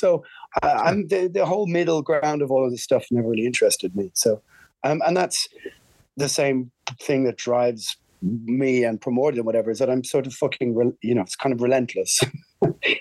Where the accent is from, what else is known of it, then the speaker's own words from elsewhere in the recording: Ireland; We're Irish